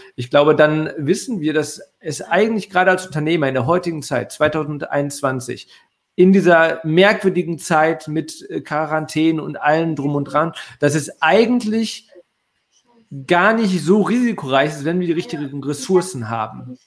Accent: Ruhr area, North Rhine-Westphalia, Germany; ich komme aus dem Ruhrgebiet

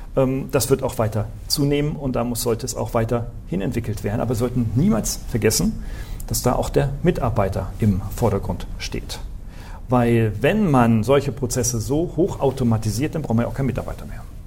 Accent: Northern Germany, Germany; Ich bin ein Norddeutscher

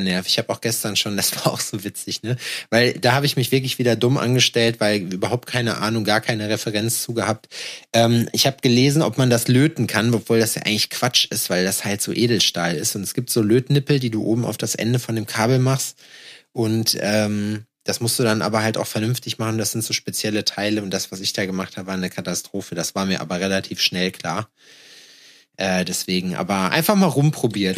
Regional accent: Schalksmühle, North Rhine-Westphalia, Germany; now in Berlin, Germany; haben einen Zug gehabt bei uns in Scheixmühle, der einmal die Stunde gefahren ist

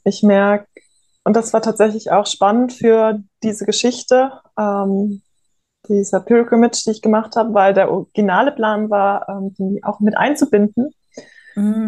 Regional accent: Offenburg, Baden-Württemberg, Germany; Ich bin groß geworden im Oberrheintal, in der Oberrheinebene bei Offenburg

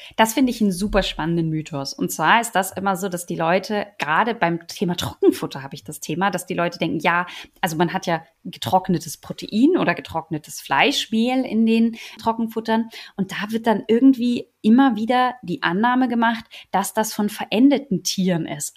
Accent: Germany; bei uns in Deutschland

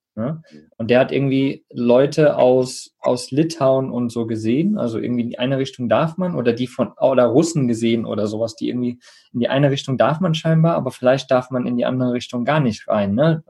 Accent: Germany

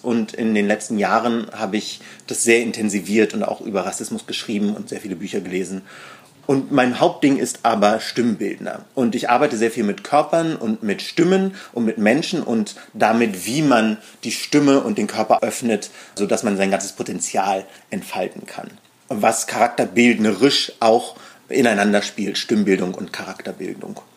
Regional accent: Berlin, Germany; Wir sind beide hier in Berlin aufgewachsen, ich im Osten

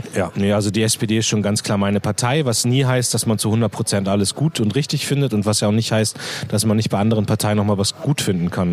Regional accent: Munster, Lower Saxony, Germany; also born or lived in Hannover; mein Heimatort Munster liegt genau eine Stunde zwischen Hamburg und Hannover

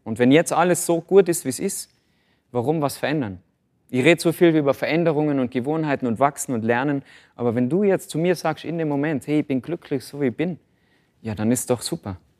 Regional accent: Tyrol, Austria; bei uns in Tirol

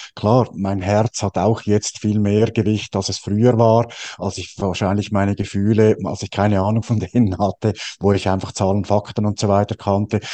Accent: Switzerland; bei uns in der Schweiz

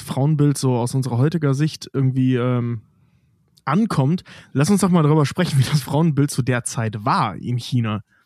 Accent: Cologne commuter belt, North Rhine-Westphalia, Germany; jemand, der aus dem Speckgürtel Kölns im weitesten Sinne, im sehr weitesten Sinne kommt, also Rheinländer einfach ist

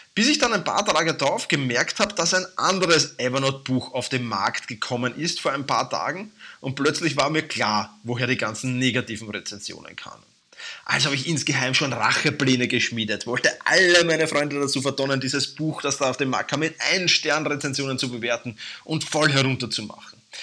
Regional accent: Vienna, Austria; accent: Viennese dialect; mein Wiener Dialekt

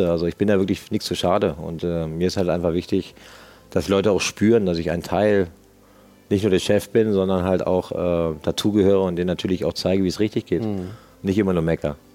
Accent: Berlin, Germany; ich als Berliner sage natürlich, muss halt ein Zwiebelrostbraten natürlich für die Schwaben drauf sein

